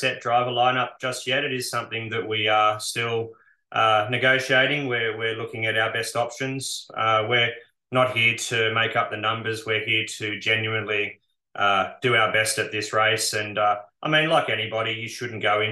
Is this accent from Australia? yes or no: yes; Bathurst, New South Wales, Australia; born and bred in Bathurst